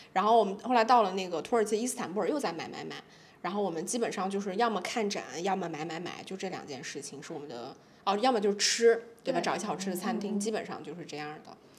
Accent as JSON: {"language": "Chinese", "country": "China", "said": "然后我觉得就作为中国人，我看的那几部片子，我就会觉得有点落寞。就想说我们中国的片子"}